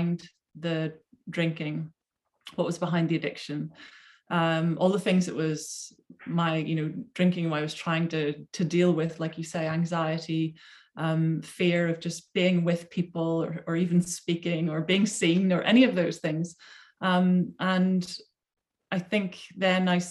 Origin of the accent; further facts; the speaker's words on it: Belfast, Northern Ireland, United Kingdom; now in Surrey, United Kingdom; I came from Belfast, Northern Ireland